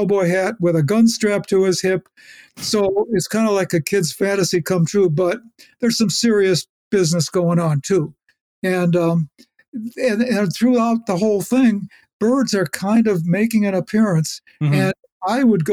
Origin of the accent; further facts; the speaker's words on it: Chicago, Illinois, United States; I'm a kid from the South Side of Chicago